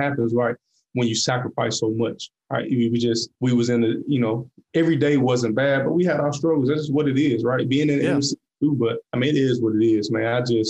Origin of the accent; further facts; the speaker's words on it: Atlanta, Georgia, United States; moved away; also born or lived in Boone, North Carolina; And I was from Atlanta. So, I was a city boy for real.